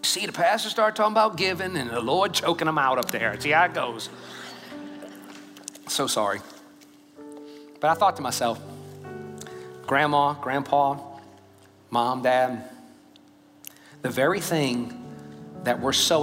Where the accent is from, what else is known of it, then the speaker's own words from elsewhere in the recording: Louisiana, United States; now in Katy, United States; I'm from Louisiana, by the way, okay? Just in Texas now.